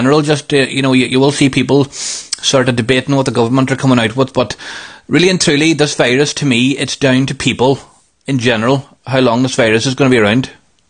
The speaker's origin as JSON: {"language": "English", "country": "Ireland", "said": "It's not in our nature as Irish people"}